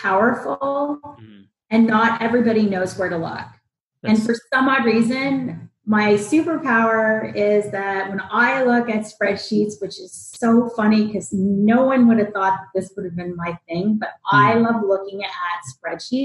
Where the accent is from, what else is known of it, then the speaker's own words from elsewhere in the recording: Ottawa, Ontario, Canada; moved away as an adult; also born or lived in Toronto / Hoboken; now in United States; Ottawa, which is where I'm born, where I was born